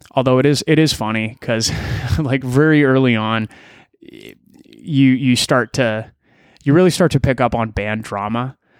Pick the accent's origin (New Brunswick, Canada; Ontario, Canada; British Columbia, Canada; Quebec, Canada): Ontario, Canada; Elora; now in Toronto, Canada; I grew up in Alora, Ontario